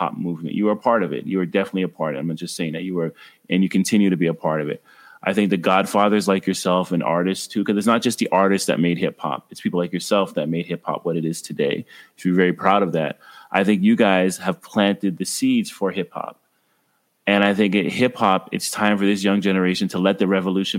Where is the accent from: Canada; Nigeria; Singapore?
Canada; Ottawa, Ontario; I grew up in Ottawa, Ontario, Canada